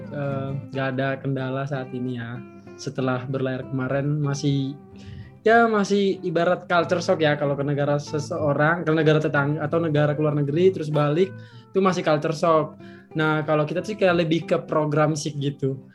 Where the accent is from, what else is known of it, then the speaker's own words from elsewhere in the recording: Morotai, North Maluku, Indonesia; kalau di daerah aku sendiri karena aku berasal di Morotai itu uh, ibarat dibilang matahari itu ada dua di atas kepala.